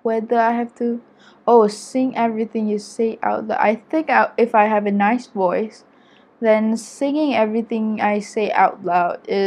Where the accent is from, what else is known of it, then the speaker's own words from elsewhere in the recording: Malaysia; I'm an Asian, and I'm Malaysian